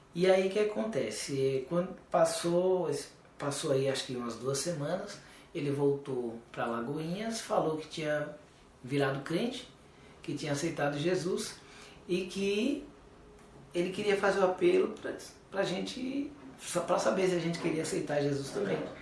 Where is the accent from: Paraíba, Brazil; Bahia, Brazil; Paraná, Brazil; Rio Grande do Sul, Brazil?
Bahia, Brazil; Alagoinhas; moved away as an adult; also born or lived in São Paulo; fomos saímos da Bahia, fomos para São Paulo com a cara e a coragem